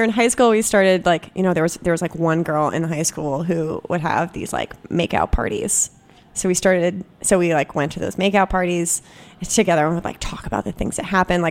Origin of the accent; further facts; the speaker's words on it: Vermont, United States; we grew up in Vermont